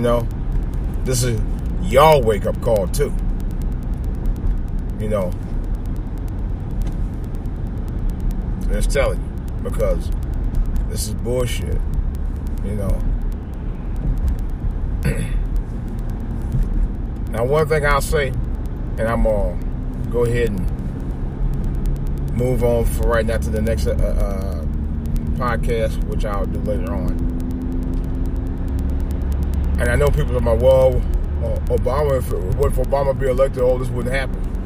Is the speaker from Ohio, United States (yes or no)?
yes; Cleveland, Ohio, United States; In Cleveland, I meant to talk about this. In my hometown